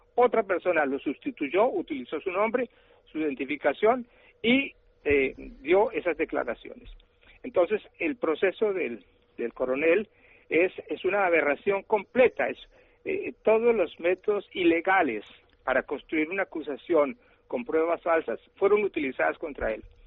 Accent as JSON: {"language": "Spanish", "country": "Colombia", "said": "lo que está pasando en mi país"}